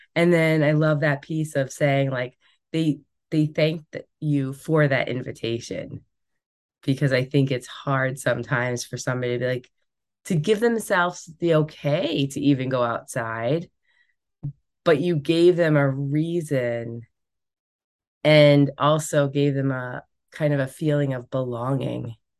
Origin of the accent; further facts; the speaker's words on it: Rhode Island, United States; I grew up in Rhode Island